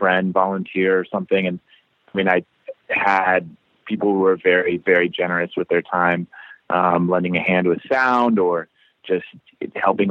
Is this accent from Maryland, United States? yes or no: yes; Annapolis, Maryland, United States; moved away as an adult; also born or lived in New York; now in Baltimore, United States; I grew up in Annapolis, which is like half an hour south